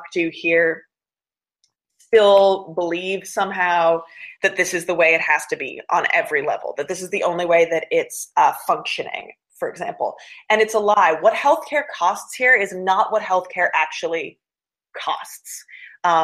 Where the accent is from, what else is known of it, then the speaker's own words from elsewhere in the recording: Canada; moved away as an adult; now in United States; I'm actually Canadian, and we've got very different laws up there